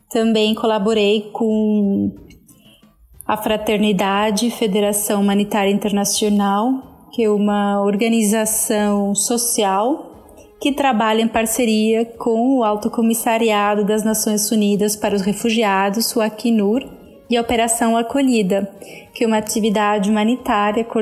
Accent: Venezuela; Portuguese is a second language; also born or lived in France / Spain; sou venezuelana

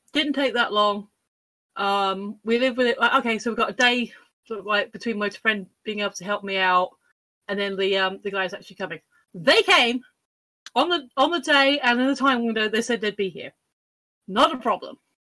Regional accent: United Kingdom; I'm British.

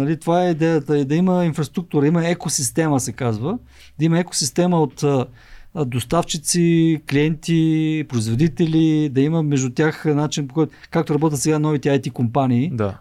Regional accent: Svishtov, Veliko Tarnovo Province, Bulgaria; moved away; аз самия съм роден от провинцията и моят, град, моят роден град Свищов

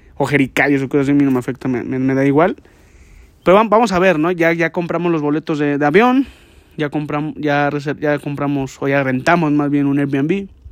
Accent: Guadalajara, Jalisco, Mexico; Yo no soy de la Ciudad de México, yo soy de Guadalajara

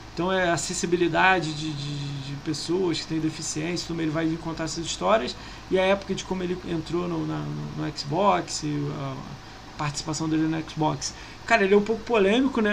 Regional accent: Niterói, Rio de Janeiro, Brazil; Eu sou de Niterói, mano, do lado da ponte

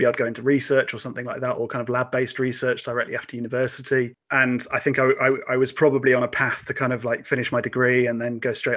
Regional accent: Lincolnshire, East Midlands, United Kingdom; I grew up in Lincolnshire

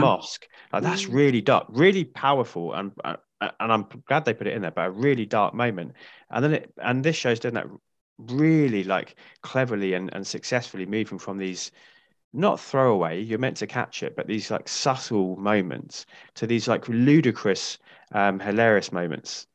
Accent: United Kingdom; being British

